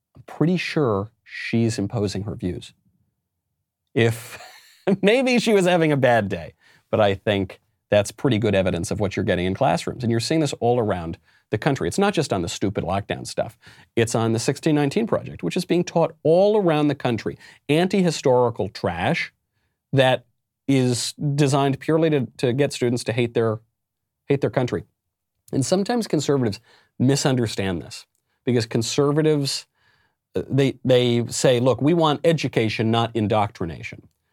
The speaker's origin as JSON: {"language": "English", "region": "New York", "country": "United States", "tie": "born or raised there", "said": "my home state of New York"}